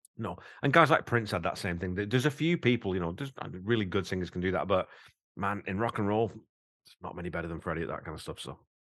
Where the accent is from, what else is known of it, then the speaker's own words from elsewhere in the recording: Wigan, North West England, United Kingdom; I'm from Wigan. I'm a fucking coal mining family from Wigan